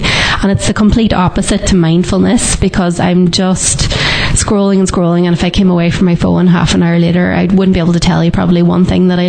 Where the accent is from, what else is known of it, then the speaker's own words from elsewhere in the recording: Ireland; as Irish people, we just don't stop